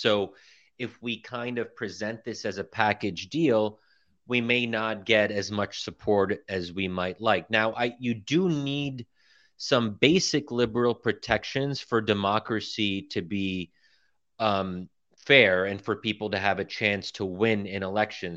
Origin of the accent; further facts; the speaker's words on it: Pennsylvania, United States; moved away; also born or lived in Egypt / Jordan / Qatar; I'm born and raised in Pennsylvania, but originally Egyptian.